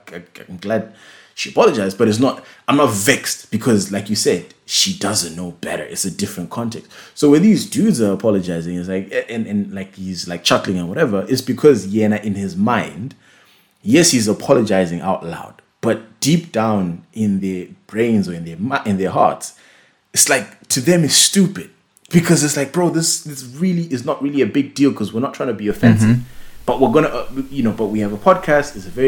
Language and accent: English; United Kingdom; you know, I'm a British.